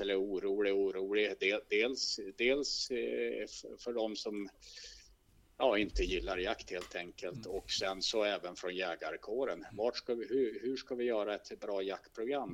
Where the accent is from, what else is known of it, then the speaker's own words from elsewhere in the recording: inland Västerbotten, Västerbotten County, Sweden; moved away as an adult; also born or lived in Stockholm; som är uppvuxen i skogen egentligen eh, och här uppe i Västerbottens inland